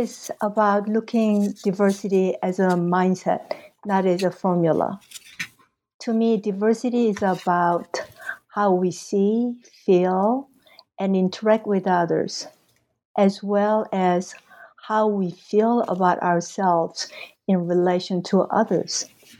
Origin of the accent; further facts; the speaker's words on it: Mexico City, Mexico; You know, I guess I came from Mexico City, where I attended the American high school for 4 years. And that was in late 60s, early 70s.